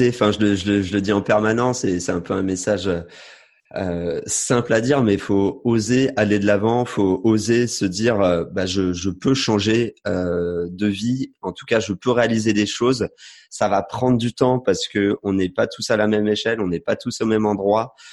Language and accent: French; France; je suis français, j'ai un passeport français. Je suis issu d'une famille euh, classique. Enfin, je suis pas pauvre, mais je suis pas riche non plus.